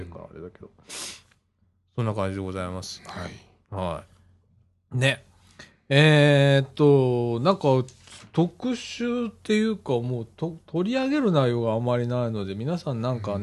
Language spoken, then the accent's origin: Japanese; Ibaraki, Japan; 俺、茨城 市民だからさ